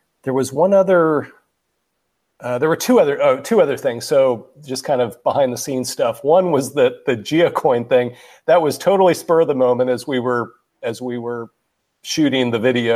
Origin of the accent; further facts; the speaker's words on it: Kansas, United States; moved away; We're both from Kansas